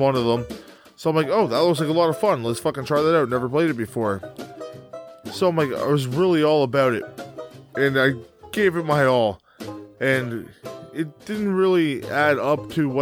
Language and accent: English; Canada; I am Canadian